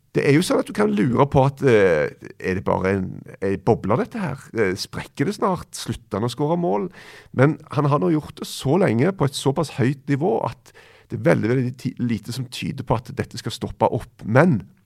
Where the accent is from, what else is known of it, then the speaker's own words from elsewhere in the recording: Stavanger, Rogaland, Norway; Rett borti hogget fra Stavanger, der jeg er fra